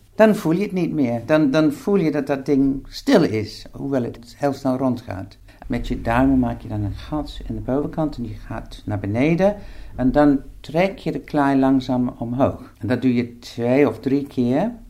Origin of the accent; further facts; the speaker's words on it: England, United Kingdom; accent: English; Dutch is a second language; moved away as an adult; now in Netherlands; Ik ben Engels, dat hoor je waarschijnlijk uit mijn accent. Maar ik woon al 40 jaar in Nederland bijna